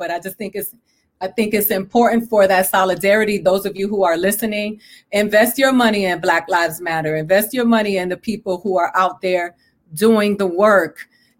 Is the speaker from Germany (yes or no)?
no; Puerto Rico; also born or lived in Dominican Republic; No, I come from Puerto Rico and the Dominican Republic, where anti-Blackness and racism